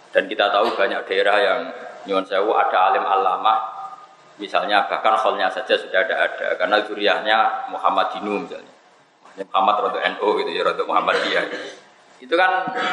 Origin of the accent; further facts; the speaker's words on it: Pantura, Indonesia; Saya ini orang Pantura